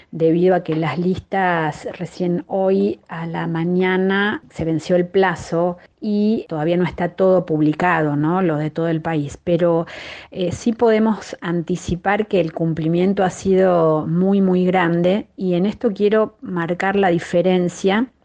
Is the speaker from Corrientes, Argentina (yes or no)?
no; Santa Fe, Argentina; Bueno, yo soy de Santa Fe, por ejemplo, y no la legislatura se renueva totalmente dentro de dos años.